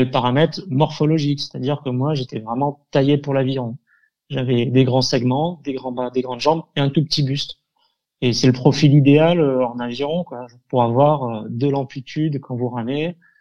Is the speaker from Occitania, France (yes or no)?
no; Avignon, Provence-Alpes-Côte d'Azur, France; je suis un avignonnais pur souche. Hein. Je suis né à Avignon, j'ai été formé à Avignon